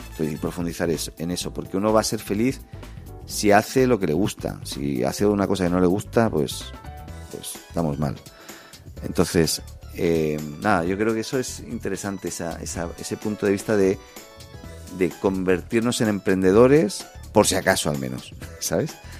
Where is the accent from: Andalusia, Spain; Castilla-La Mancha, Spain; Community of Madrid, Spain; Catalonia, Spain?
Catalonia, Spain; Barcelona; now in Chile; Yo, vengo de España, ¿no? Yo soy de Barcelona